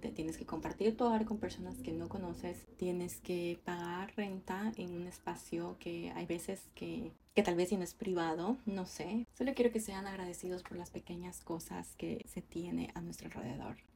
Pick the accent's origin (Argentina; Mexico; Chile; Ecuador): Ecuador; moved away as an adult; now in Canada; yo vine acá a Canadá desde Ecuador y estoy completamente sola.